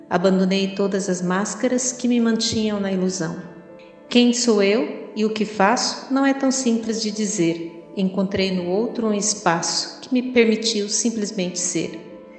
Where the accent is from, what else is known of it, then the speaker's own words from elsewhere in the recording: Palmas, Tocantins, Brazil; sou de Palmas